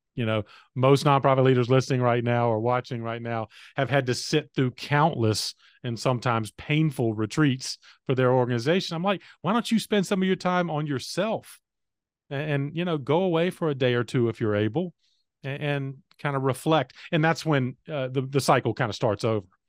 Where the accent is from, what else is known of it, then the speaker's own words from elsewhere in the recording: North Carolina, United States; came back to my home state of North Carolina